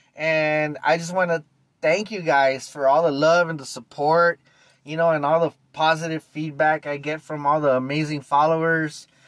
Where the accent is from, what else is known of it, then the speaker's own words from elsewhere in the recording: East Los Angeles, California, United States; I was born and raised in East LA 1975